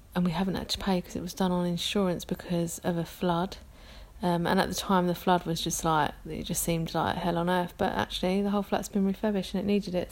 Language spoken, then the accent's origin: English; London, United Kingdom; accent: London; I'm from London. You can probably tell that from my accent.